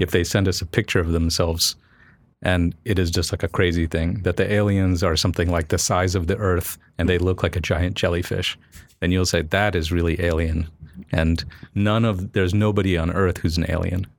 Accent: Cocoa Beach, Florida, United States; moved away; I grew up in Florida

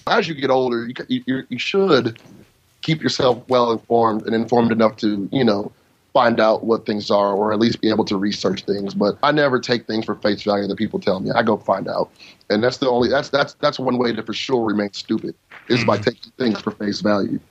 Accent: United States; I'm an American

